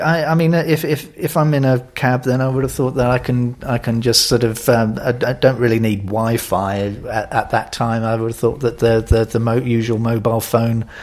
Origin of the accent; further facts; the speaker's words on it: London, United Kingdom; as a Londoner